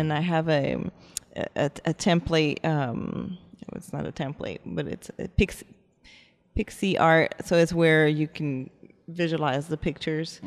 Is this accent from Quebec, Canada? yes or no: yes; Montreal, Quebec, Canada; now in Texas, United States; I am French Canadian. I'm from Montreal